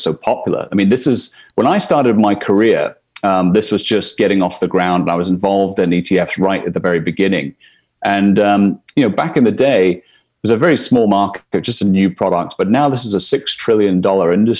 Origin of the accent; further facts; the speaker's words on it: Scotland, United Kingdom; moved away as an adult; now in New York, United States; I'm from Scotland originally. So been in New York, where I'm coming to you from today, for the last 11 years.